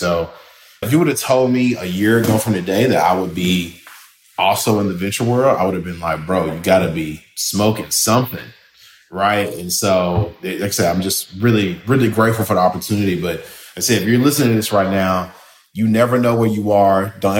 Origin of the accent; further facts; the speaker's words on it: Memphis, Tennessee, United States; they're basically establishing an office in Memphis. And so I'm from Memphis, and just, you never know who you're talking to late at night.